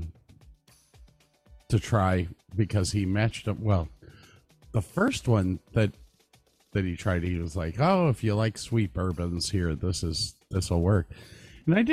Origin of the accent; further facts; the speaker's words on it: Medina, Ohio, United States; also born or lived in Virginia; now in Texas, United States; I grew up in Ohio